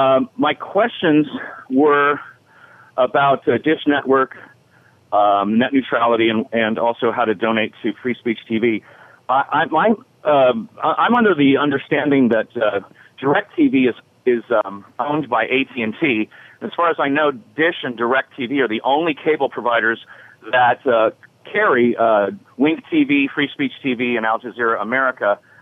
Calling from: Seaside, California, United States; I'm in Seaside, California.

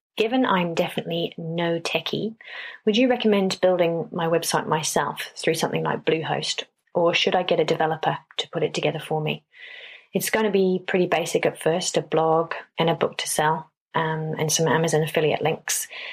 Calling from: New Zealand; I'm calling from New Zealand.

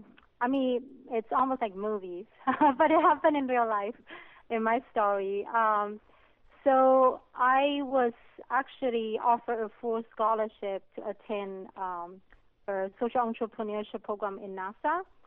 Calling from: California, United States

